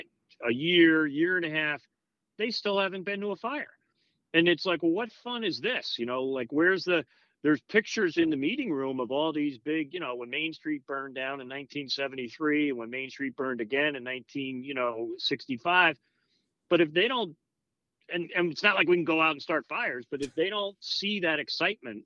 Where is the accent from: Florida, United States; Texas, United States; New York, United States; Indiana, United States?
New York, United States; Long Island; now in Connecticut, United States; I grew up in Long Island in a very busy volunteer fire department before I came to Connecticut